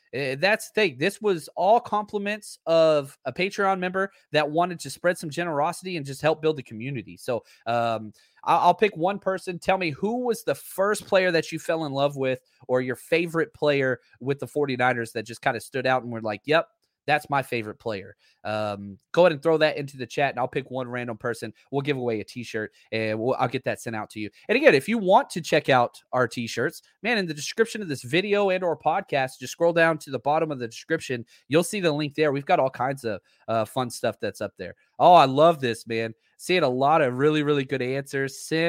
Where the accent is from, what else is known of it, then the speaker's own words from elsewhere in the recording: Dallas, Texas, United States; I had growing up in Dallas, Fort Worth, and I had a stepdad I didn't like, and he was a diehard Cowboys fan.